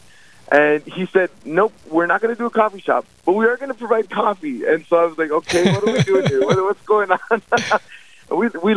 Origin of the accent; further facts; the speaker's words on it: Ada, Minnesota, United States; also born or lived in Northfield, Minnesota; We're originally from Ada, Minnesota